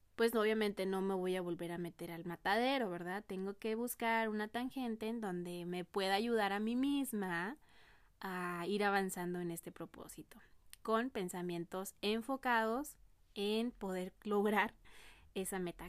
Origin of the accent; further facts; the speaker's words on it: Mexico; como mexicanos no tenemos ese hábito eh, de ahorrar